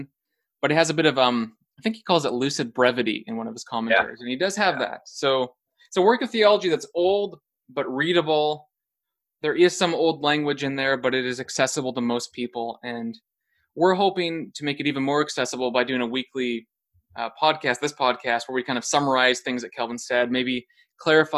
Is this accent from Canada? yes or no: yes; Alberta, Canada; also born or lived in United States; now in Hamilton, Canada; I'm from Western Canada.